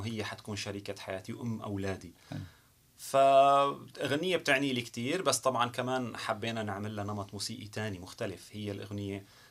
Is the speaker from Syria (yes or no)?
yes; Syria; moved away as an adult; also born or lived in Canada; now in Montreal, Canada; انا كسوري او كمهاجر بشكل عام صرت كندي